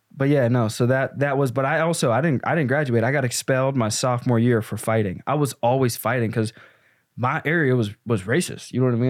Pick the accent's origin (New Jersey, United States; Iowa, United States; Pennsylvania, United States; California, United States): Pennsylvania, United States; Pittsburgh; also born or lived in the South; now in Chicago, United States; I grew up in Pittsburgh with my mom